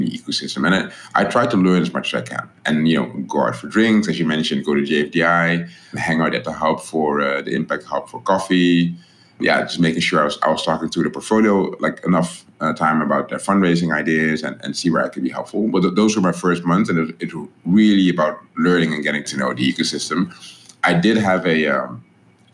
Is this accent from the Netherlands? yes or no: yes; Netherlands; moved away; I'm this guy from the Netherlands.